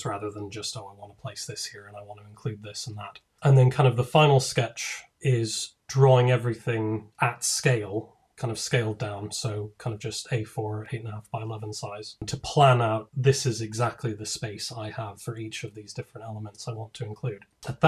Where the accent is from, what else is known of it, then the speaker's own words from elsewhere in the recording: Denver, Colorado, United States; moved away as an adult; also born or lived in Durham; now in United Kingdom; But originally I'm from the States. I'm from Denver. And in 2003, I moved to the UK for university. And I've been here ever since.